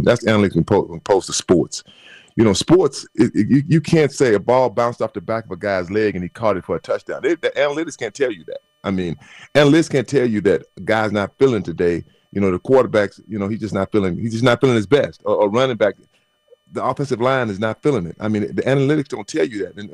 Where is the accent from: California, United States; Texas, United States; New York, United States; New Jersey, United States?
Texas, United States; moved away; I'm from Texas